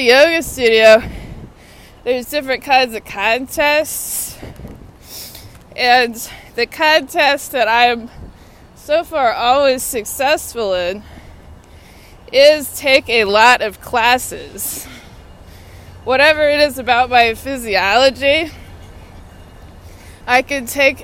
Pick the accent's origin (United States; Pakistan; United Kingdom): United States; Austin, Texas; moved away as an adult; now in Washington, D.C., United States; So Austin's my hometown. I went to Austin Public Schools